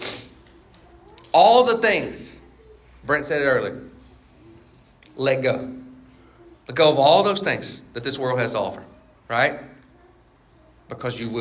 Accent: Baskin, United States; I grew up in Baskin. I grew up in that church. I grew up there

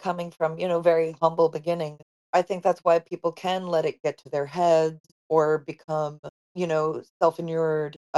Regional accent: Long Island, New York, United States; moved away; also born or lived in Los Angeles; we grew up on Long Island together. He was in the town next door to me

